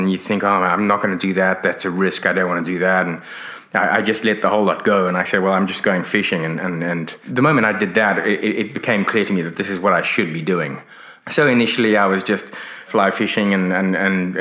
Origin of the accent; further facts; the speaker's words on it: Johannesburg, Gauteng, South Africa; moved away as an adult; also born or lived in Hong Kong / London / Sydney, Australia; now in Exmouth, Australia; I grew up in South Africa, but I'm of British origin. My parents are British. I was born in Hong Kong.